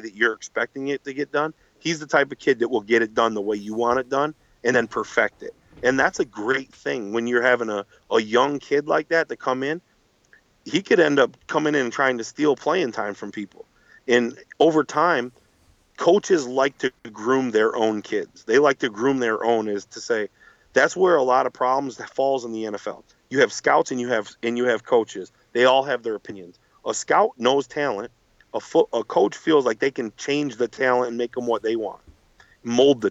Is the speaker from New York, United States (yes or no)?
yes; Buffalo, New York, United States; I'm from Buffalo